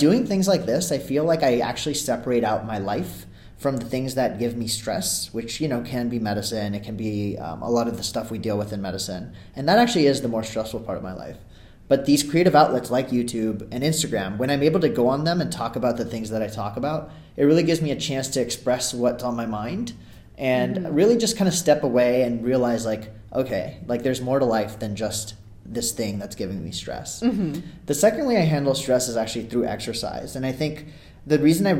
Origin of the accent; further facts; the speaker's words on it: California, United States; also born or lived in Ahmedabad, India; I'm from California, but I was born in Ahmedabad, India, and lived there for like the first 6 years of my life